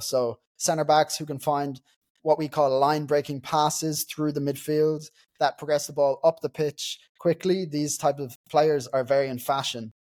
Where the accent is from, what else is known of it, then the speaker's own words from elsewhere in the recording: Dundalk, County Louth, Ireland; I'm from Dundalk, so Dundalk FC in Ireland is my local team